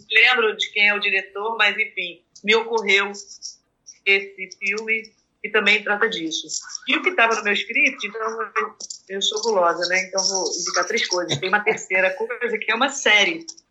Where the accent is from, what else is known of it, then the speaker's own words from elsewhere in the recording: Rio de Janeiro, Brazil; moved away; also born or lived in Brasília; eu nasci no Rio, mas que eu vivi a minha formação inteira